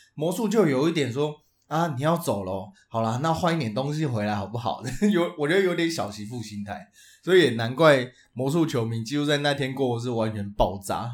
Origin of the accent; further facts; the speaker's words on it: Tainan, Taiwan; 身为台南惊仔